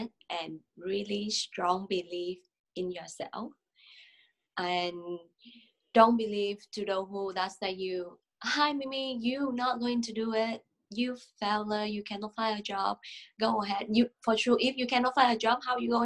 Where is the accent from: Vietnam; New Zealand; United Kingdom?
Vietnam; English is a second language; moved away as an adult; also born or lived in Singapore; now in Ottawa, Canada; live in Singapore for 3 years, but I'm from Vietnam.